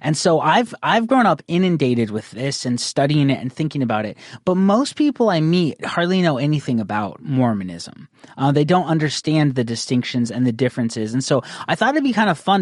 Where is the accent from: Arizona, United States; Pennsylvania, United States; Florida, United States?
Arizona, United States; Northern; I grew up in Northern Arizona